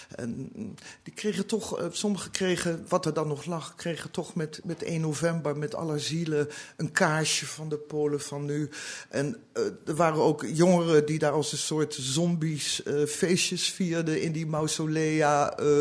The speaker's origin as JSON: {"language": "Dutch", "town": "The Hague", "region": "South Holland", "country": "Netherlands", "tie": "born or raised there", "also_born_or_lived": "Berlin", "moved": "yes", "lives_now": "Amsterdam, Netherlands", "said": "van huis uit ben ik een Hagenees."}